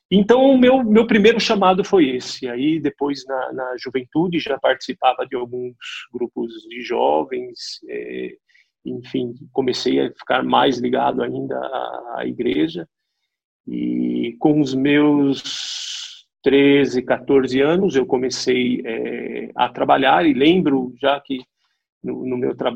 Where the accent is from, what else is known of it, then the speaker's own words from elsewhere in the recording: Amparo, São Paulo, Brazil; born there; na, na, na, cidade onde eu nasci, Amparo, interior de, de São Paulo, cidadezinha bem, bem pequena.